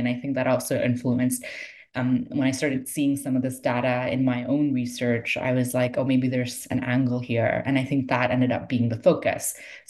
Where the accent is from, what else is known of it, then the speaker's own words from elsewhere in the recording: Toronto, Ontario, Canada; So Toronto, I spent the most time in, and this was partly just practical because I'm from Toronto. I grew up in Toronto, and I had the most connections to Sufi communities in Toronto.